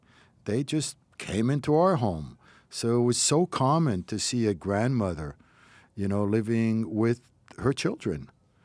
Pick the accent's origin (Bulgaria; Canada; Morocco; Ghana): Morocco; Casablanca, Casablanca-Settat; it's funny because I was raised in Morocco, in Casablanca, and in the Sephardic community that I knew